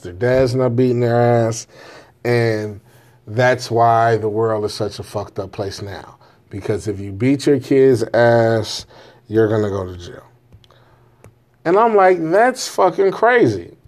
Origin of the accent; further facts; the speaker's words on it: Jamaica; I'm Jamaican.